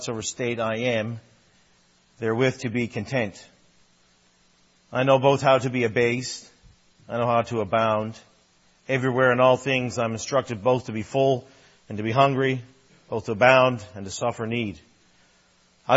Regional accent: Newfoundland and Labrador, Canada; I'm a Newfoundlander, and you can call me Newfie, that's fine too, and really enjoyed humor growing up

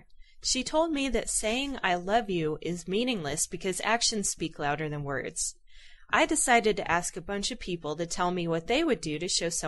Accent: Hawaii, United States; I was born and raised in Hawaii.

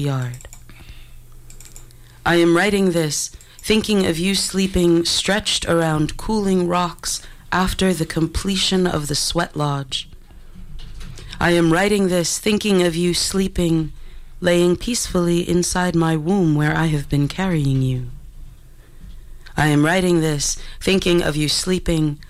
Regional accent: New York City, New York, United States; moved away as an adult; now in Vancouver, Canada; I'm from Brooklyn

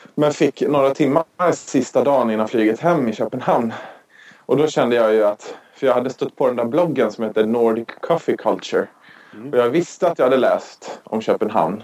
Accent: Sweden; vi svenskar

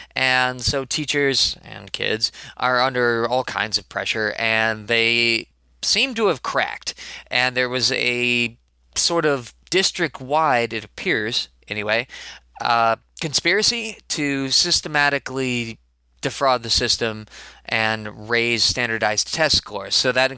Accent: Chicago, Illinois, United States; born there; I was born in Chicago, not raised exactly, but I was born in Chicago, and I still like to think of myself as a Chicagonite.

